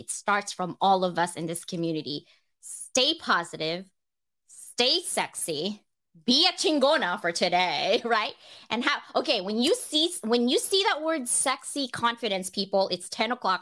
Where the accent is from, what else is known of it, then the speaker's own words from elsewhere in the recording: Philippines; I'm Filipino